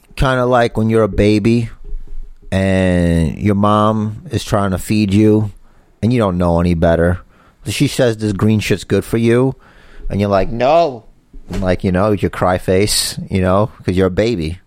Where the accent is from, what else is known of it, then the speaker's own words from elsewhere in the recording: New York City, New York, United States; That's where I'm from, and that's where we're from